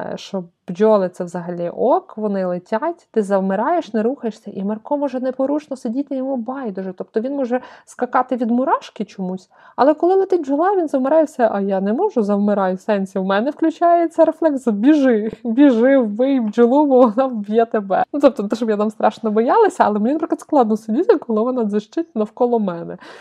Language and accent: Ukrainian; Lviv, Lviv Oblast, Ukraine; я з Сихова. Я дівчина Сихова.